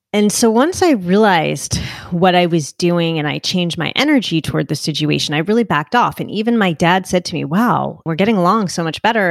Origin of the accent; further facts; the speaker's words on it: Northeast, United States; I'm from the Northeast